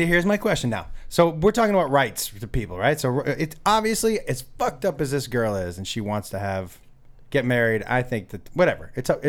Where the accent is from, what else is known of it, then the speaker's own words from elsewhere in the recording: East Coast, United States; when I grew up on the East Coast